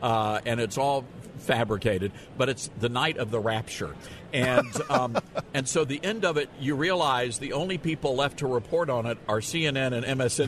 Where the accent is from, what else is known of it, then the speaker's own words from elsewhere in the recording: Memphis, Tennessee, United States; moved away as an adult; also born or lived in New York City; So I was, you know, born and raised in the South. Memphis, Tennessee is my hometown. And everything I learned, all my values came from growing up in a small southern town.